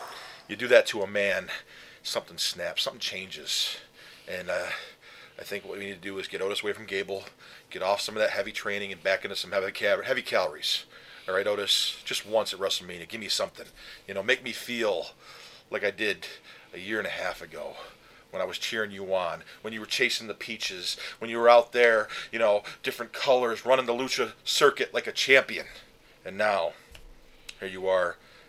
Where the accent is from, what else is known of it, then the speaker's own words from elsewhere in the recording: Canada; I don't know why I would ever admit I'm from Canada, but whatever.